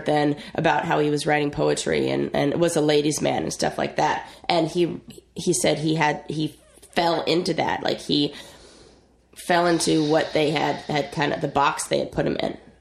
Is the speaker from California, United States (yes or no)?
yes; Orange County, Southern California, United States; I grew up in Southern California